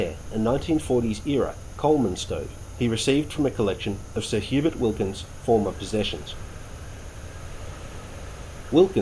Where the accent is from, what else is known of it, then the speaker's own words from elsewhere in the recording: Victoria, Australia; I spent a lot of my youthful weekends and holidays hiking in the wild places of my home state of Victoria